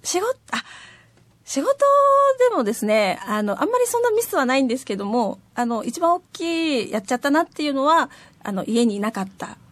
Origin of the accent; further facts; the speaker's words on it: Iruma District, Saitama, Japan; moved away as an adult; now in Nishitokyo, Japan; 埼玉県の入間郡というところです